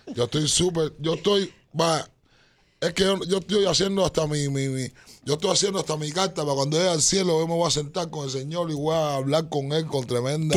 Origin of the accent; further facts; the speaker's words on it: Cuba; cuando niño en Cuba